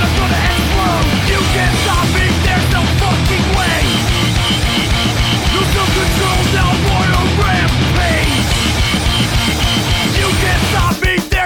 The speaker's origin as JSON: {"language": "English", "region": "Pennsylvania", "country": "United States", "said": "I'm from Pennsylvania"}